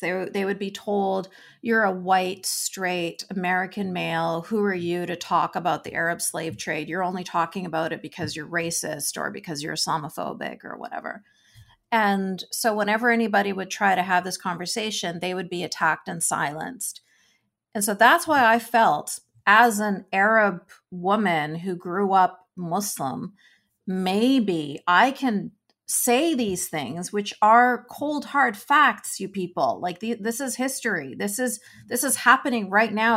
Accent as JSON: {"language": "English", "town": "Vancouver", "region": "British Columbia", "country": "Canada", "tie": "born or raised there", "said": "I grew up in Vancouver, B C"}